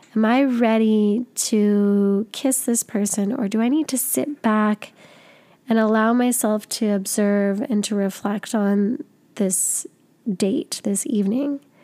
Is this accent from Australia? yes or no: no; Canada; I'm from Canada.